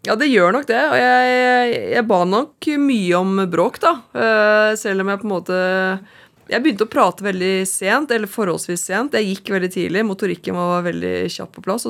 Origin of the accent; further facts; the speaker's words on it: Oslo, Norway; har vokst opp her i Oslo, eh, et sted som heter Holmendammen